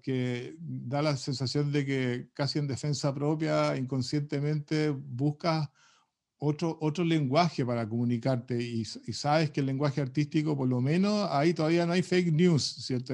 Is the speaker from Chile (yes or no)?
yes; Chile; ese mundo distinto que tenemos los chilenos